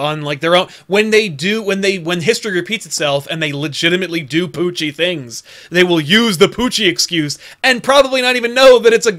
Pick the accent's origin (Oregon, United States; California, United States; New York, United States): New York, United States; Utica; Well, I'm from Utica.